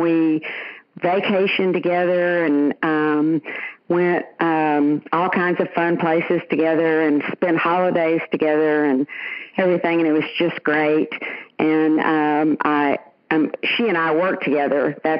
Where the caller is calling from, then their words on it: Tuscaloosa, Alabama, United States; also born or lived in Dallas, Texas; I'm calling from Tuscaloosa.